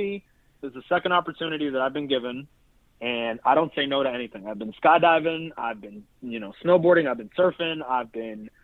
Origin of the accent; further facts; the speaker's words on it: Maryland, United States; also born or lived in Annapolis, Maryland; I'm originally from Maryland. I'm not from Annapolis, Maryland